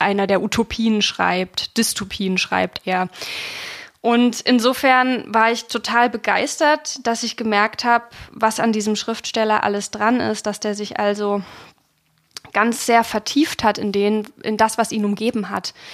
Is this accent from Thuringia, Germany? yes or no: yes; Ilmenau, Thuringia, Germany; von Ilmenau, das wo ich geboren bin